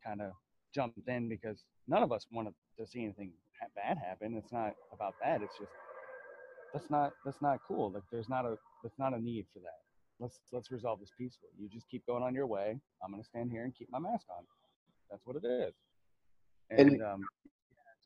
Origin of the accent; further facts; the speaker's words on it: the South, United States; I grew up in the South